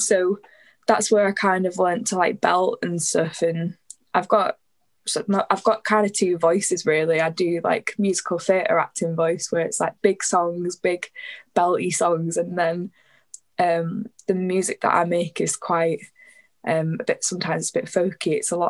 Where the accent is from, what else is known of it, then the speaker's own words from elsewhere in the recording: Warrington, North West England, United Kingdom; accent: a bit Scouse; moved away as an adult; also born or lived in St Helens; now in Manchester, United Kingdom; I'm from just outside of Warrington, so northwest, Merseyside really, but I've just moved to Manchester. Well, I say I've just moved, I've been living in Manchester for the past 6 months, so I moved during lockdown